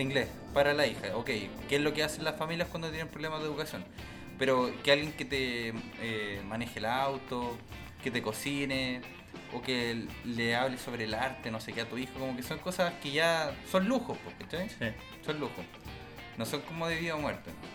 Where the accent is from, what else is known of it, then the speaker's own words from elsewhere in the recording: Recoleta, Santiago Metropolitan Region, Chile; Yo soy de Recoleta, así que siempre he tenido esa cultura bien cercana a la mía. Tenía compañeros coreanos en el colegio